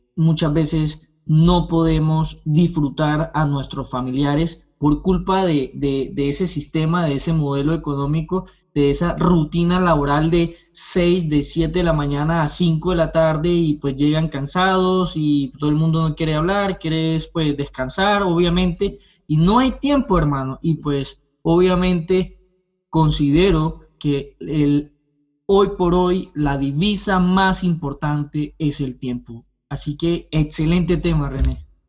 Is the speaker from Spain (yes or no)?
no; Colombia; moved away as an adult; now in Canada; soy colombiano, eh, estudié derecho, soy abogado en, Colombia, pero hace dos años llegué a este lindo país, a Canadá